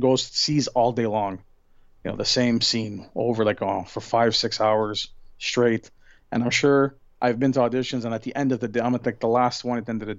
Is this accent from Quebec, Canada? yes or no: yes; Montreal, Quebec, Canada; Montreal, you know, my hometown